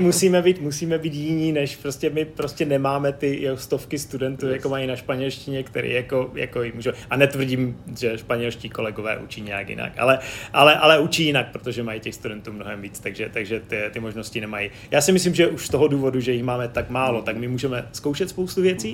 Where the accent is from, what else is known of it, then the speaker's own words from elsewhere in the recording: Czechia; moved away; jsem přijel z Česka